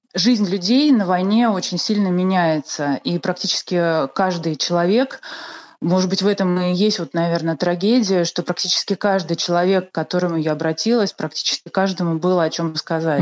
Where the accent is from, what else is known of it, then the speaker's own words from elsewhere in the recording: Russia; родилась в России